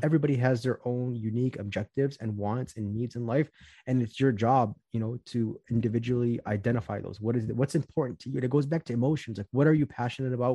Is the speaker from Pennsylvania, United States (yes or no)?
no; Chicago, Illinois, United States; I'm from Chicago, Illinois. I grew up in the southwest suburbs of Chicago